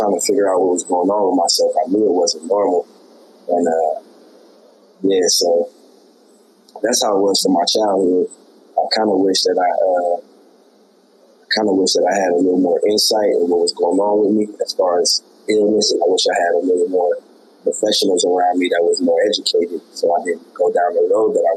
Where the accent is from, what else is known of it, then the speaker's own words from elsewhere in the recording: Des Moines, Iowa, United States; moved away as an adult; now in Orlando, United States; I come from Des Moines, Iowa, born and raised in the Midwest